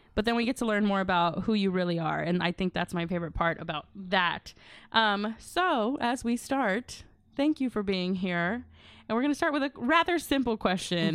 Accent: Grand Prairie, Texas, United States; I'm from Grand Prairie. I claim Grand Prairie.

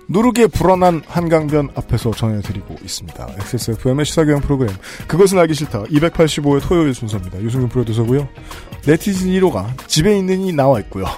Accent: Seoul, South Korea; 서울에서 태어났던 사람으로서

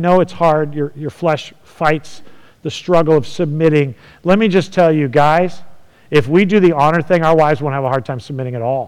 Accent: California, United States; moved away; I'm from California

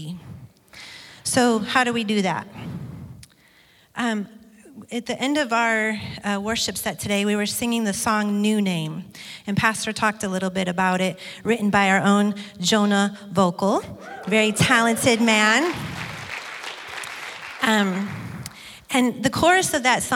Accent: Detroit, Michigan, United States; moved away; Brian and I grew up in Michigan in an area of Detroit

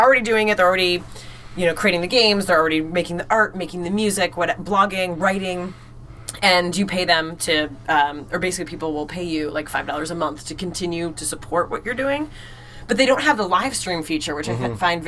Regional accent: Illinois, United States; accent: nasally; moved away as an adult; now in Maine, United States; I'm actually, and maybe you can tell by my nasally pronunciations, I'm from Illinois originally

